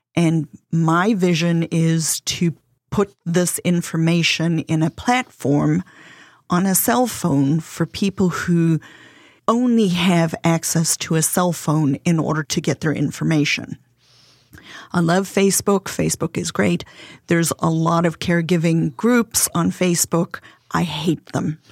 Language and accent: English; South Africa; accent: South African; English is a second language; now in South Carolina, United States; my husband and I are originally from South Africa.